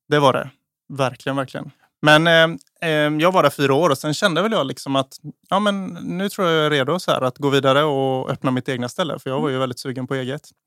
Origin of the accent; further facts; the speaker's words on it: Eksjö, Jönköping County, Sweden; moved away as an adult; also born or lived in Stockholm; now in Gotland, Sweden; jag är från Småland, jag är från mm. Eksjö, Jag mm. är uppvuxen där.